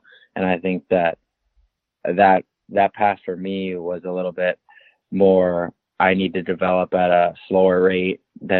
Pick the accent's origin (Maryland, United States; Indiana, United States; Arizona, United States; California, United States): Maryland, United States; Glenwood; also born or lived in Ajax, Canada / Toronto, Canada; So I was born in Ajax, Ontario. So I was born in Canada, but I ended up moving to Glenwood when I was around 11 and played for a couple teams in the U.S., like Team Maryland's one of them.